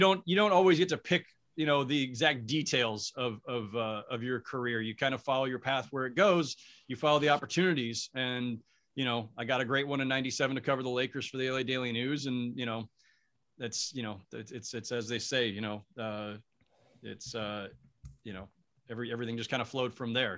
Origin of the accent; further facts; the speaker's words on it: San Jose, California, United States; I'm from San Jose, California. Went to Santa Teresa High School